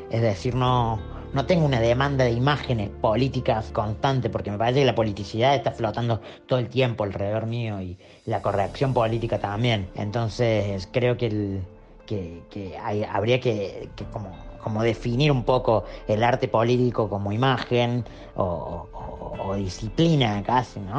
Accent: Córdoba, Argentina; soy artista y de Córdoba. Tengo 32 años

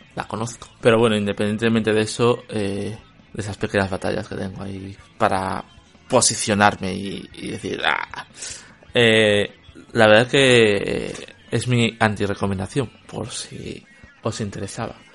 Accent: Spain; seré español y el inglés no será mi, mi lengua materna

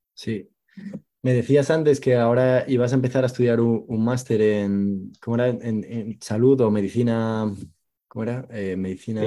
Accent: Asturias, Spain; yo soy de Asturias

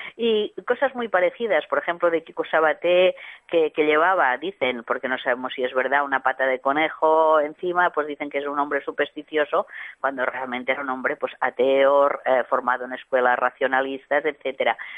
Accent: L'Hospitalet de Llobregat, Catalonia, Spain; en Hospitalet, que es también mi, mi ciudad natal

